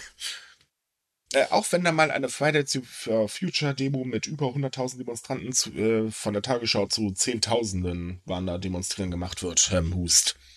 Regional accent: Hamburg, Germany; Es ist halt meine Heimat, meine Heimat ist toll.

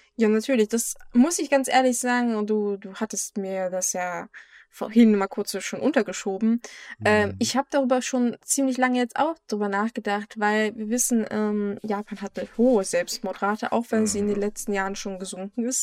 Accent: Germany; bei uns in Deutschland

